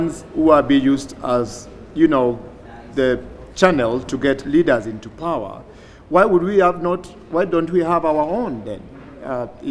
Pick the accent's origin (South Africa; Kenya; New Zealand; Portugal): Kenya; as a Kenyan